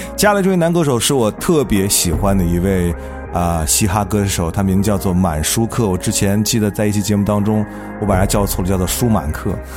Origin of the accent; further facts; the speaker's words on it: Xi'an, Shaanxi, China; 作为一个西安人